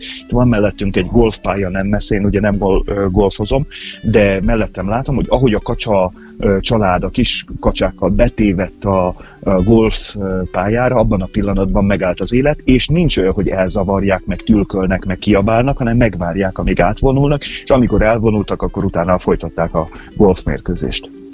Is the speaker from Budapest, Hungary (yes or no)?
no; Pécs, Baranya, Hungary; én ugye egy Pécsi vagyok